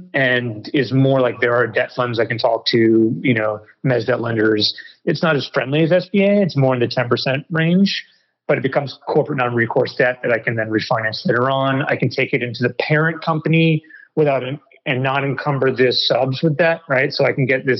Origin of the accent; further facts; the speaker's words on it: New York City, New York, United States; moved away; also born or lived in Malaysia; I grew up in New York City, a tall white guy